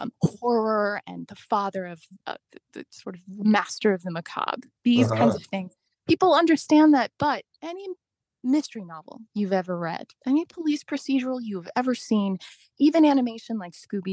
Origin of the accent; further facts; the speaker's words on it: Ohio, United States; now in Baltimore, United States; I grew up in Ohio, again, years before I ever came to Baltimore.